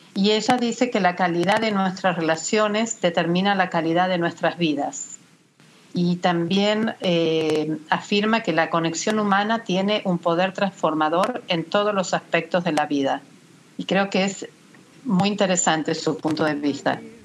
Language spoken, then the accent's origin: Spanish; Argentina; moved away as an adult; now in Miami, United States; soy argentina, egresada de la Universidad de El Salvador